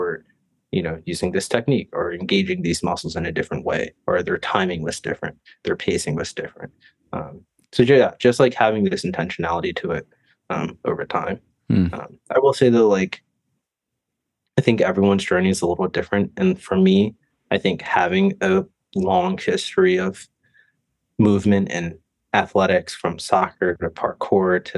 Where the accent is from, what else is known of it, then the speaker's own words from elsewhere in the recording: East Coast, United States; moved away; I grew up snowboarding back on the East Coast